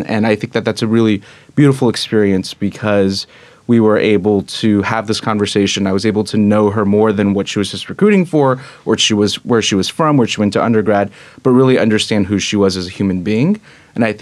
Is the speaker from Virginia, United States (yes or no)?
no; Houston, Texas, United States; moved away as an adult; also born or lived in Austin, Texas; now in New York, United States; I'm originally from Houston, Texas